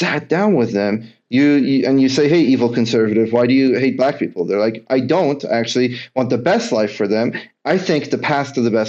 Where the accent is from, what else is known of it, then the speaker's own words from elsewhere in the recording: Kentucky, United States; a lot of us, again, growing up in Kentucky, I went to school in upstate New York, very liberal school, totally different than what I was anything used to.